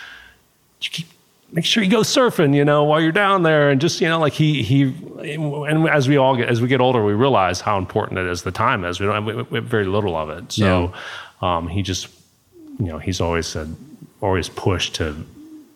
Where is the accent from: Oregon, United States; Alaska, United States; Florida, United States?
Alaska, United States; also born or lived in Georgia; now in Costa Rica; I was born in Alaska